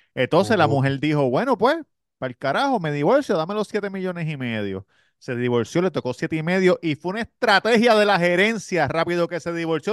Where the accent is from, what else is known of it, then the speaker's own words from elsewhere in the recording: Puerto Rico; moved away; yo estaba en PR